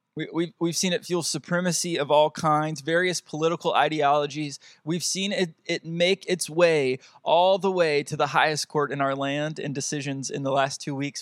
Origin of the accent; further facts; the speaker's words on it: United States; my place in the world as an American, especially as an American man